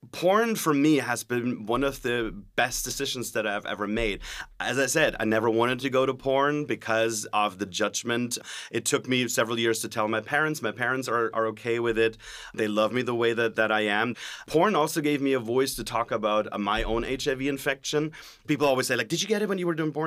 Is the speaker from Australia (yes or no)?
no; Germany; English is a second language; now in California, United States; I'm originally from Germany, so excuse the sometimes when I sound a little bit like the ex-governator.